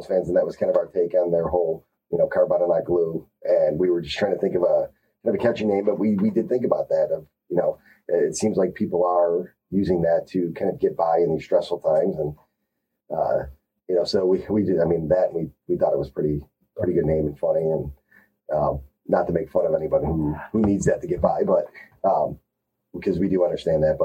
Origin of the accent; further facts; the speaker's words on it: Chicago, Illinois, United States; We grew up in Chicago in the 90s